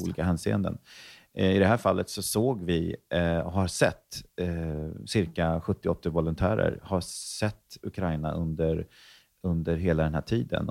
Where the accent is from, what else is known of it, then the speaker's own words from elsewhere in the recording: Stockholm, Stockholm County, Sweden; also born or lived in Värmland; jag växte dels upp i Stockholm, men också i Värmland, så jag ser mig lite som en eh, halv stockholmare, halv värmlänning